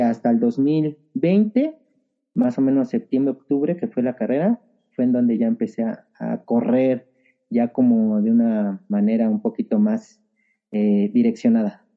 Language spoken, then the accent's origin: Spanish; Mexico City, Mexico; also born or lived in Nezahualcóyotl, State of Mexico / Peñón Viejo; nací en Nezahualcóyotl, Estado de México. Desde muy chico estuve aquí en el Ajusco.